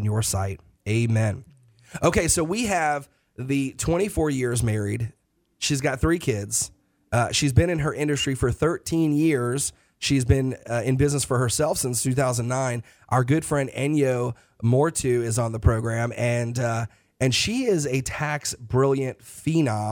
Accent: New York, United States; now in North Carolina, United States; I'm originally from New York

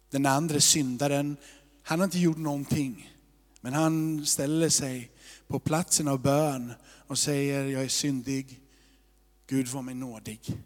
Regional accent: Småland, Sweden; Jag är också från Småland

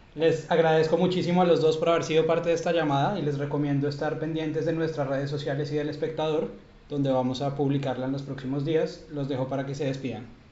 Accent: Colombia; now in Bogotá, Colombia; nosotros como trabajadores colombianos

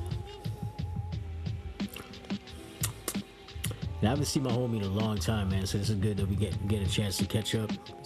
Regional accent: Toronto, Ontario, Canada; I grew up in the Brown Buildings at Midland.

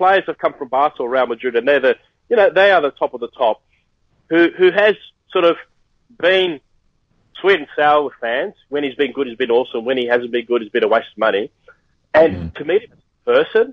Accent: Sydney, New South Wales, Australia; my hometown

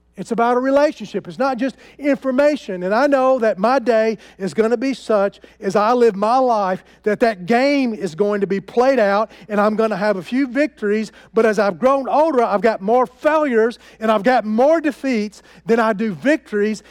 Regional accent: United States; I am an American

